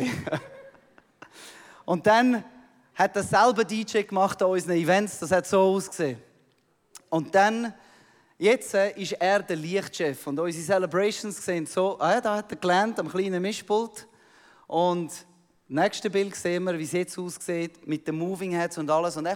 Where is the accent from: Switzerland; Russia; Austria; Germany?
Switzerland; Ich komme aus der Schweiz, oder?